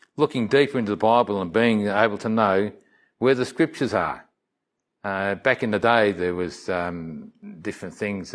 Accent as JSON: {"language": "English", "town": "Melbourne", "region": "Victoria", "country": "Australia", "tie": "born or raised there", "said": "As I was saying about this little church that I grew up in Melbourne, service was one thing that came into mind."}